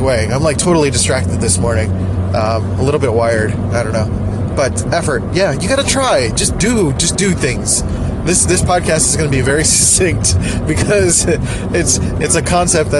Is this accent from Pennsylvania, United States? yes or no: yes; Philadelphia, Pennsylvania, United States; Philly, my hometown